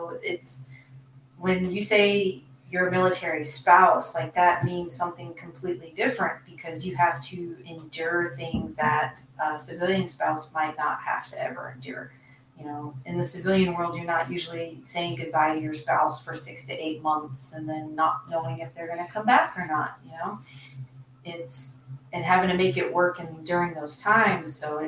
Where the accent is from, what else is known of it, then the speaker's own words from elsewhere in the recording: Sacramento, California, United States; born there; So interestingly enough, I was actually born on Mather Air Force Base. That's by Sacramento.